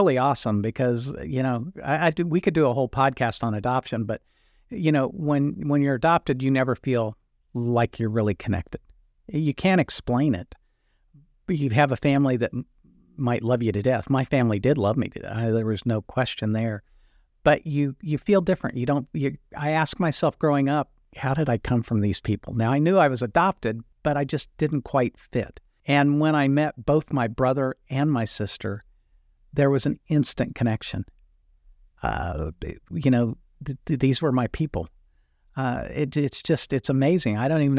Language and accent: English; Indiana, United States; Milk, there's only one way to go. We're from Indiana, right?